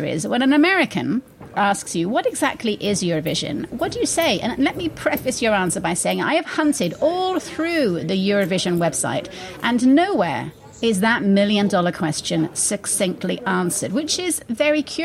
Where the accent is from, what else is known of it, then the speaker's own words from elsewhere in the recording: United Kingdom; as a Brit